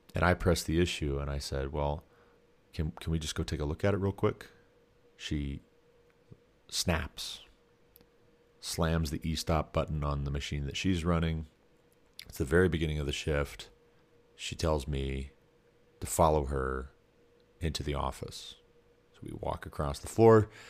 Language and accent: English; Montana, United States; I'm from Montana